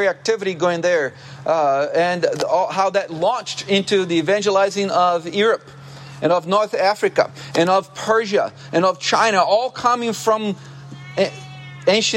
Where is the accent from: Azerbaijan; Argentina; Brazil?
Brazil; moved away; I used to work as a lifeguard growing up in Brazil on the beach, the ocean